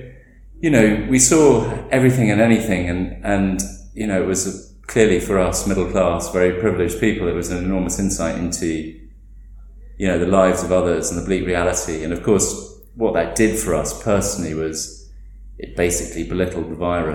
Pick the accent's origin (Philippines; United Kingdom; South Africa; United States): United Kingdom; England; now in Delhi, India; as English people